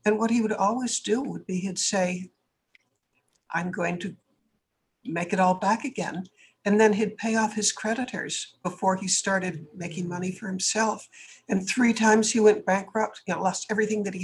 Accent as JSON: {"language": "English", "town": "Boston", "region": "Massachusetts", "country": "United States", "tie": "born or raised there", "moved": "as an adult", "lives_now": "California, United States", "said": "I'm from the East. I actually grew up in Boston. But when I moved to California, I was 28 years old"}